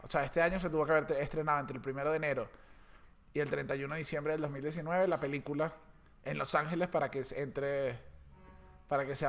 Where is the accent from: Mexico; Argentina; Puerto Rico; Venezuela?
Venezuela; Caracas, Capital District; uno como caraqueño, en mi caso